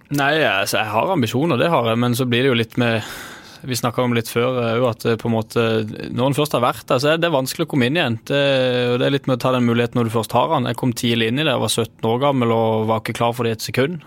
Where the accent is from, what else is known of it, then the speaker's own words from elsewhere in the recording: Sørlandet, Southern Norway, Norway; jeg er jo fra Sørlandet